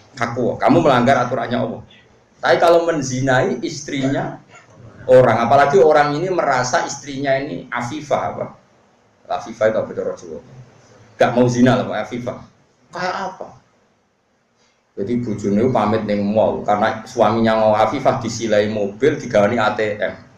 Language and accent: Indonesian; Pantura, North coast of Java, Indonesia; di daerah saya gitu kan, ana Pantura